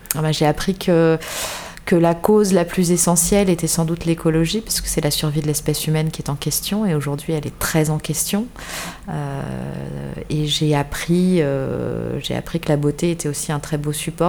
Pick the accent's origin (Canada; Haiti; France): France; Paris, Île-de-France; moved away as an adult; now in Bordeaux, France; je viens de, je viens de Paris, comme beaucoup de Bordelais aujourd'hui. Je viens de Paris. Je suis arrivée à Bordeaux il y a, sept 7 ans maintenant